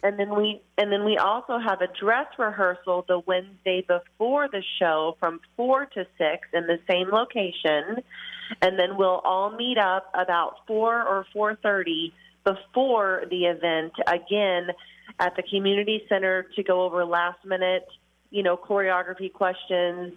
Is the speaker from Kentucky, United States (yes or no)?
yes; Kentucky, United States; now in La Crescent, United States; We're from Kentucky